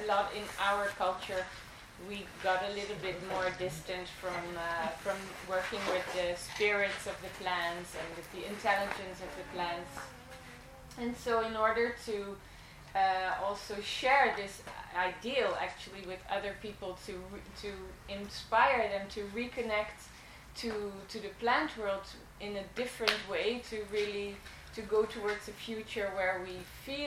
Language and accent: English; Netherlands; moved away as an adult; now in Italy; I'm originally from Holland. I was born in the Netherlands, and 10 years ago I moved to Italy